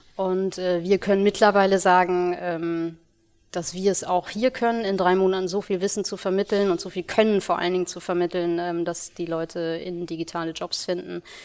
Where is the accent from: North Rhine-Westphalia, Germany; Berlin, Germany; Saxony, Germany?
North Rhine-Westphalia, Germany; Ruhr area; moved away as an adult; now in Hamburg, Germany; bin gebürtig aus dem Ruhrgebiet